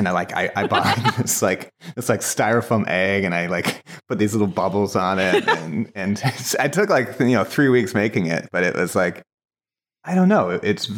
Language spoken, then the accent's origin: English; Ireland; I get I read as Canadian, but I'm Irish.